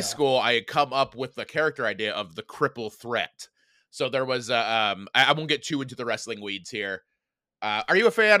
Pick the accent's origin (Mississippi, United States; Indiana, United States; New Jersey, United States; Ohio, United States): Indiana, United States; moved away as an adult; I grew up, uh, in a little town called Dammate, Indiana.